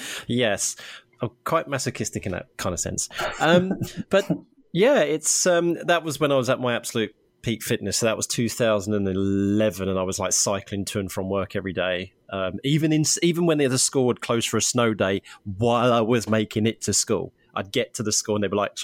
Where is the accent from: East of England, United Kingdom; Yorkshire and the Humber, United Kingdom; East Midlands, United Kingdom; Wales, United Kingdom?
East of England, United Kingdom; Harlow; But I did a sponsored bike ride from my hometown of Harlow in Essex, which is just outside of London, all the way up to Norwich here in East Anglia.